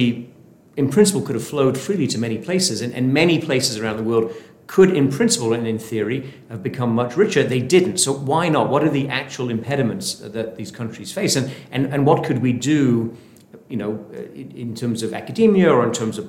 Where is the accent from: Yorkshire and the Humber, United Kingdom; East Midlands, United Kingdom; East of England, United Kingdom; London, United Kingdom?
Yorkshire and the Humber, United Kingdom; Sheffield; moved away; I'm from Sheffield in the north of England